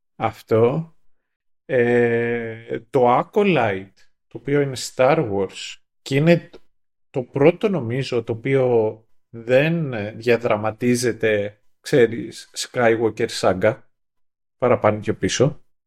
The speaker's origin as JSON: {"language": "Greek", "town": "Kythira", "region": "Attica", "country": "Greece", "tie": "born or raised there", "said": "στην πατρίδα μου στα Κύθυρα"}